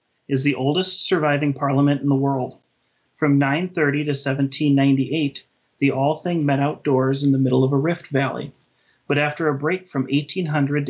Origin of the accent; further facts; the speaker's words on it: Minnesota, United States; I'm from Minnesota